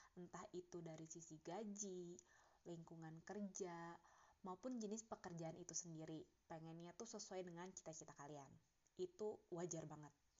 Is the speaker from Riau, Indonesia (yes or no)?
no; Bandung, West Java, Indonesia; moved away as an adult; now in Jakarta, Indonesia; dari gue lahir sampai gue lulus kuliah masa gue masih tinggal di kota Bandung